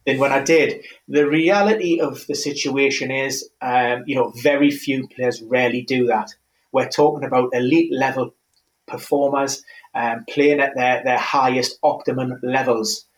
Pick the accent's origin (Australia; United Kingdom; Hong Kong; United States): United Kingdom; Newcastle upon Tyne, North East England; Newcastle, my hometown club